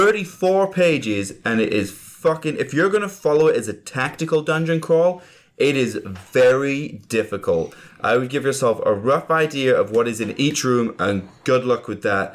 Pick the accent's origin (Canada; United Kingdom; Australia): United Kingdom; England; I'm English.